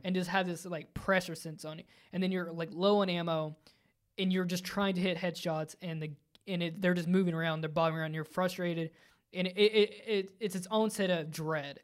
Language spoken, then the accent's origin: English; Virginia, United States; growing up in Virginia in the, in the neck of the woods